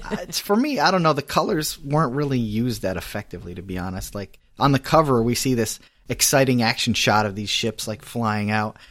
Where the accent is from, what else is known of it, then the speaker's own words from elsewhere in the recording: Connecticut, United States; I'm from Connecticut